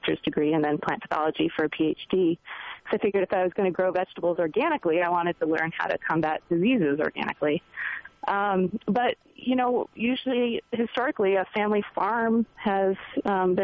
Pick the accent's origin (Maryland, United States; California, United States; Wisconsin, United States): Maryland, United States; Baltimore; now in Durango, United States; I grew up in the middle of the city of Baltimore